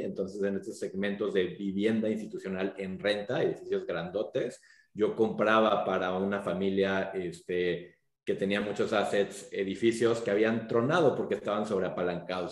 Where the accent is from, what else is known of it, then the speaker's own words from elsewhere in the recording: Mexico; moved away as an adult; also born or lived in United States; como mexicanos